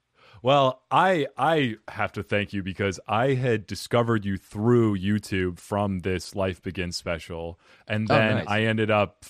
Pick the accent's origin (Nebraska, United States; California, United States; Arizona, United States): Arizona, United States; Phoenix; I'm from here, from Phoenix, Arizona.